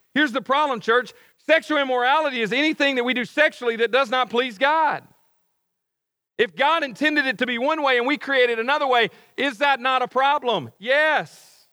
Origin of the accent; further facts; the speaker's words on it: Cleveland, Mississippi, United States; moved away as an adult; now in Oxford, United States; Cleveland. That's where I grew up